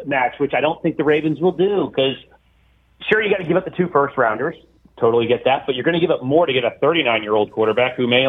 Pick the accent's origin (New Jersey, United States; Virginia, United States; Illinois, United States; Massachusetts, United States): New Jersey, United States; now in Orlando, United States; but I'm from New Jersey